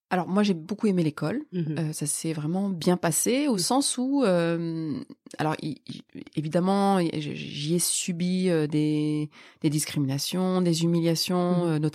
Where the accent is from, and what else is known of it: Lille, Hauts-de-France, France; born or raised there; also born or lived in Rif, Morocco